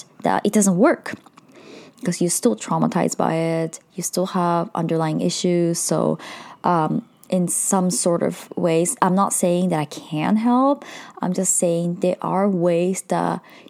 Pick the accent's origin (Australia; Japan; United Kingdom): Japan; Some of you might know I am Indian, but I was born in Japan as a third culture kid. So I was highly bullied throughout my childhood.